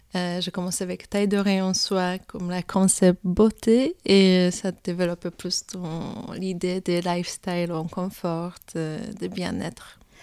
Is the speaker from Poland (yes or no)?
yes; Poland; French is a second language; moved away; je suis polonaise, j'ai commencé mon, ma, l'histoire là-bas